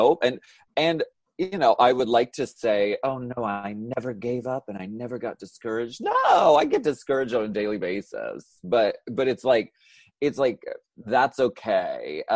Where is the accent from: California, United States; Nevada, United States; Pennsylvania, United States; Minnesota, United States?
Pennsylvania, United States; I'm from Pennsylvania